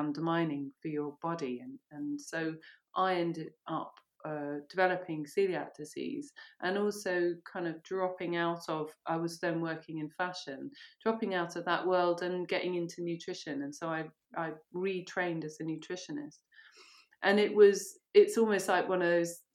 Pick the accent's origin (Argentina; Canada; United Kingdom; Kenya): United Kingdom; Monkton Wyld, near River Cottage, South West England; also born or lived in Ireland; My mum moved to a commune, which is just down the road, actually, on the way to River Cottage. Monkton Wild, yeah. There you go. Okay. And so that's where I grew up. Well, from 11 to 19, I was there.